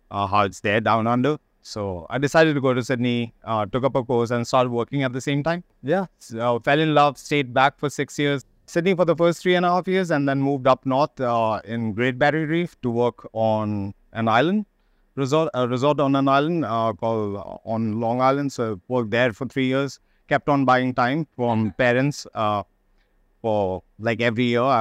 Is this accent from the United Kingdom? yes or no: no; India; decided that I'll write to a few restaurants which I like in uh, Denmark, and I just wrote, "Hey, I'm from India. I'd like to come and."